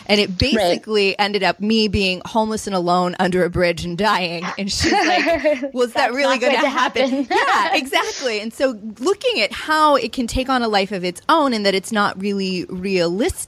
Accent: Chicago, Illinois, United States; I'm from Chicago

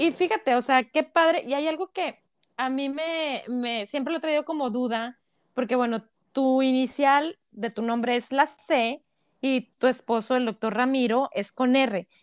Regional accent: Monterrey, Nuevo León, Mexico; Somos regias, 100% regias.

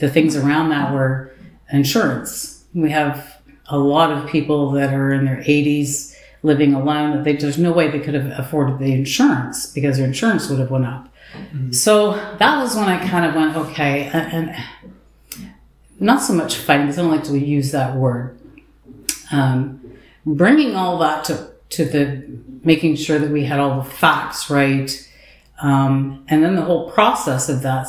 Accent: Highland Grove, Ontario, Canada; We both were born and raised in Highland Grove

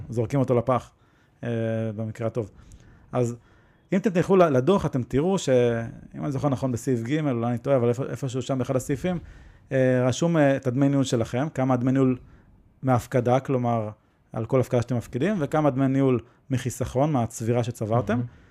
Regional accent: Israel; אנחנו נולדנו בישראל

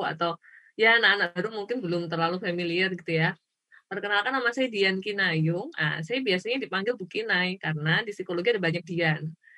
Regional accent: Klaten, Central Java, Indonesia; saya kan lahirnya di Kelaten

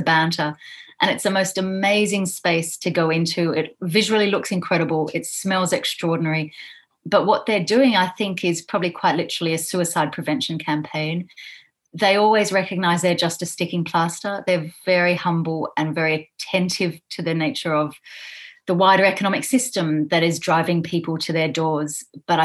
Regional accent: Canberra, Australian Capital Territory, Australia; my hometown of Canberra in Australia, where I grew up

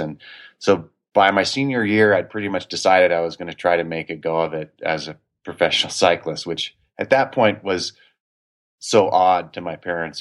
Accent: Durango, Colorado, United States; also born or lived in Oconomowoc, Wisconsin; I grew up in Durango

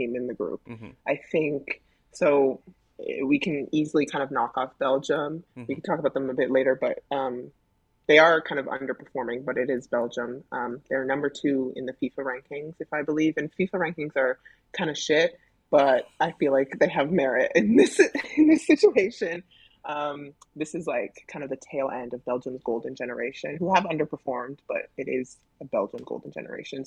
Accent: Canada; I'm Canadian

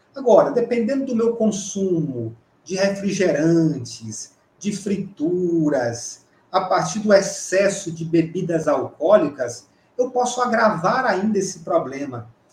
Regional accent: Campo Maior, Piauí, Brazil; moved away; é como a gente fala lá em Campo Maior, na minha terra

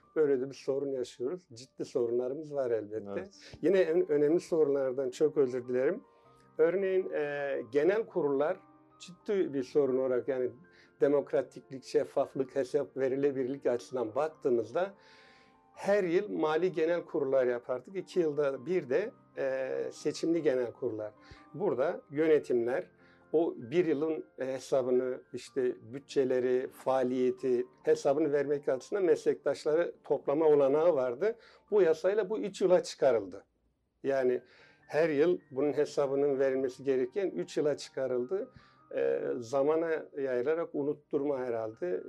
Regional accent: Tunceli Province, Turkey; also born or lived in Ümraniye, Istanbul; now in Istanbul, Turkey; 1965 Tunceli doğumluyum.

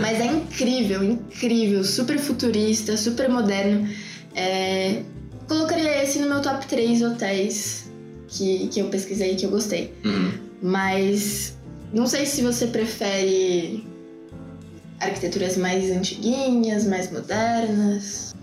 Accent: Brazil; nós somos brasileiros

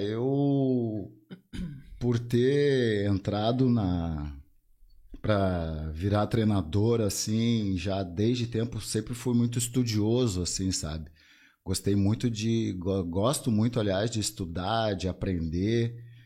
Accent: Porto Alegre, Rio Grande do Sul, Brazil; now in Alvorada, Brazil; nasci em Porto, nasci em Porto e depois mudei para Alvorada, já tô há uns vinte e poucos anos lá

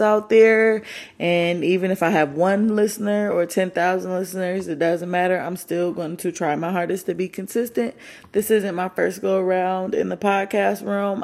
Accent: Michigan, United States; moved away; I'm from Michigan

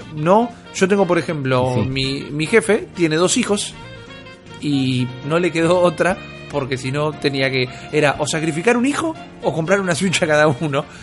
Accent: Buenos Aires, Argentina; soy un pichi de Villurquiza

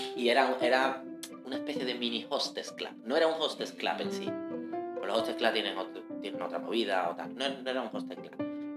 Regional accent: Spain; las series que nosotros recibimos en España

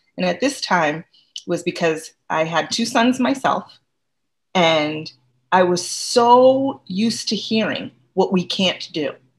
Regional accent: Connecticut, United States; moved away as an adult; now in Boston, United States; So I'm originally not from Boston. I'm originally from Connecticut. I grew up in a very small suburb, one high school.

